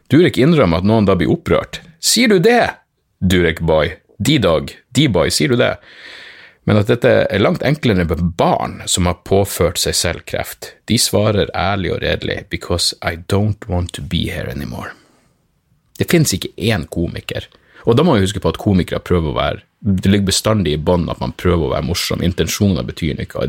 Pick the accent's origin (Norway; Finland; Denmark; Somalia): Norway; Narvik, Nordland; moved away; jeg vokste opp i Narvik